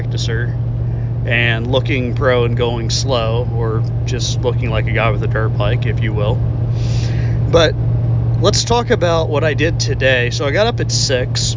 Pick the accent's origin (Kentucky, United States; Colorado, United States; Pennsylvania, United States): Pennsylvania, United States; southwestern; now in Texas, United States; the Laurel Caverns back in southwestern Pennsylvania, where I'm originally from, my old stomping grounds